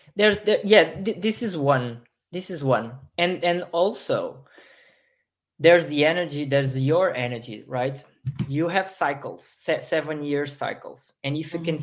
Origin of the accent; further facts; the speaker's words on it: Portugal; I'm from Portugal. I, I live in Portugal still